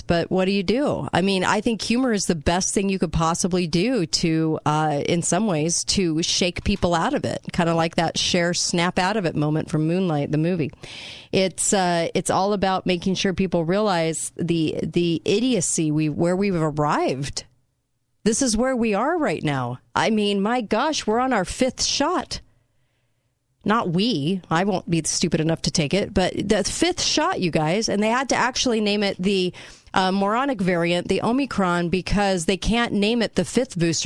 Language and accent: English; Mission Viejo, California, United States; where I grew up in Mission Viejo